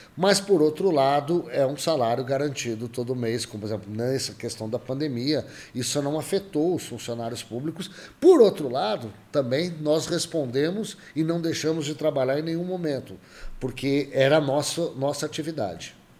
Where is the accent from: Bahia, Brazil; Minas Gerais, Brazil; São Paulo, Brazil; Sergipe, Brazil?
São Paulo, Brazil; Jabuticabal; moved away as an adult; also born or lived in Belo Horizonte, Brazil / United States; eu nasci em Jabuticabal há muitos anos atrás